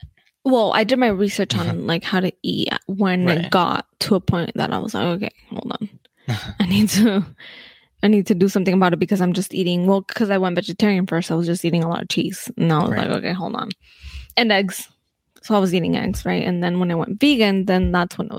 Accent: United States; We're too American

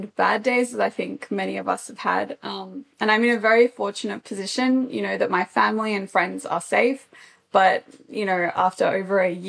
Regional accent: Australia; first language English; moved away as an adult; now in Japan; my background is that I am Australian

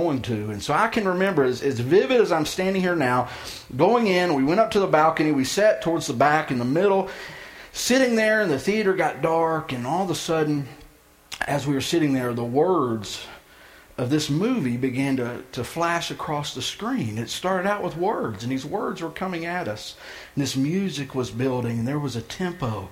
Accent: outside of Houston, Texas, United States; the town I grew up in outside of Houston

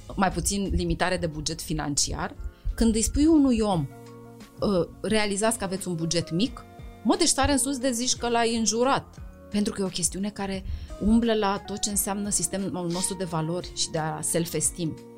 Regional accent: Romania; noi ca români

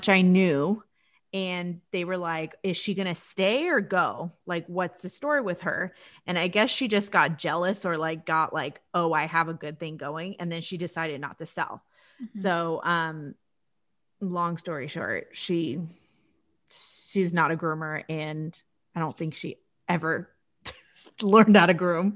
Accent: Orange County, California, United States; I'm born and raised in Orange County

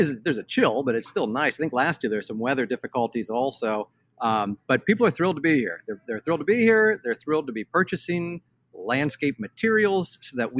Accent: Cincinnati, Ohio, United States; I grew up in Cincinnati, Ohio

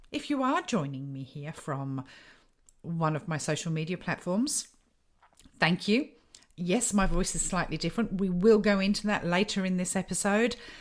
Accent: United Kingdom; I grew up in the United Kingdom

